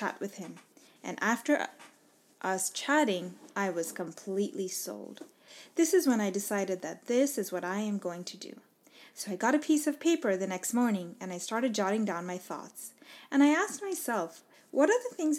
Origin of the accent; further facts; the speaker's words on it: Dubai, United Arab Emirates; moved away as an adult; now in United States; I was born and raised in Dubai